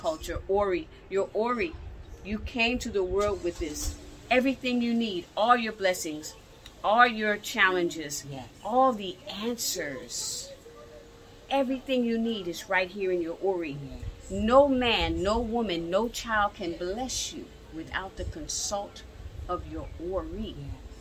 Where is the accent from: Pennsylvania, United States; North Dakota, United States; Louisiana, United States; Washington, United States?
Pennsylvania, United States; Philadelphia; now in Atlanta, United States; I live now here in Atlanta. I'm born and raised in Philadelphia